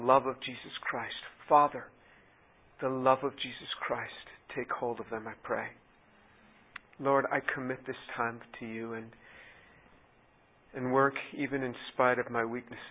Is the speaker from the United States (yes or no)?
yes; New York City, New York, United States; growing up in New York City